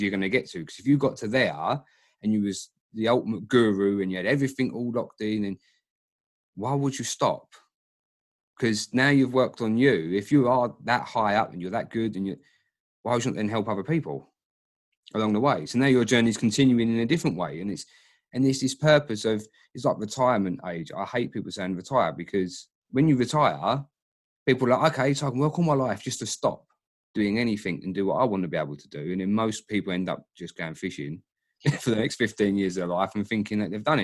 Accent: Dagenham, London, United Kingdom; I'm a guy from Dagenham

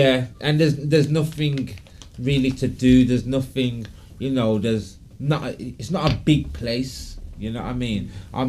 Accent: Birmingham, West Midlands, United Kingdom; born there; I was born in Birmingham, but I've moved about a lot. Right. Bit like a gypsy.

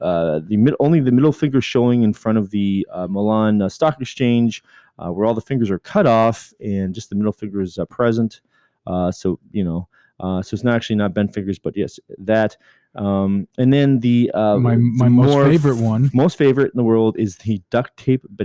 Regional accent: Canada; I'm Canadian

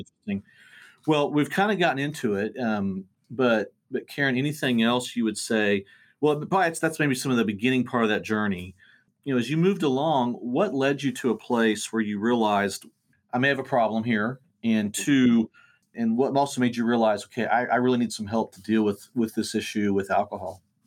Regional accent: Bartlesville, Oklahoma, United States; Both native Bartians, which is our hometown

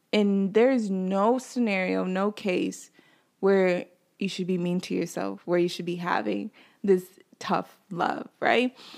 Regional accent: North Carolina, United States; moved away as an adult; also born or lived in Nigeria (ancestry); now in Brooklyn, New York, United States; I'm Nigerian. I was raised in North Carolina, but I currently live in Brooklyn, New York

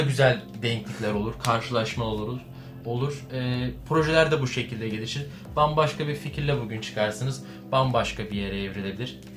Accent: Bursa, Turkey; ben de Bursalıyım

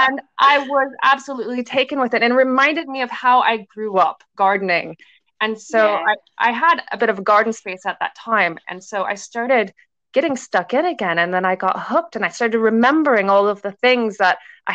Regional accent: United States; accent: American; moved away as an adult; also born or lived in London, United Kingdom; now in Isle of Man; I'm based on the Isle of Man, although you can obviously tell that I'm American, North American. I'm American

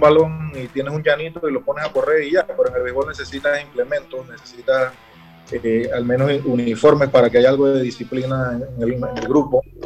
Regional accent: Chiriquí, Panama; los chiricanos somos los primeros panameños

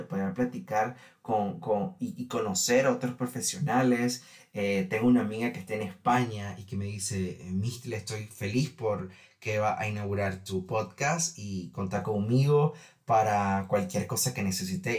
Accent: Nicaragua; Les cuento que en mi país, Nicaragua

